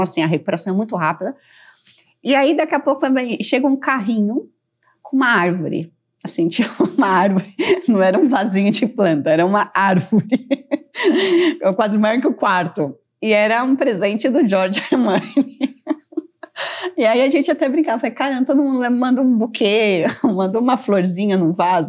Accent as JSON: {"language": "Portuguese", "country": "Brazil", "said": "eu, como brasileira"}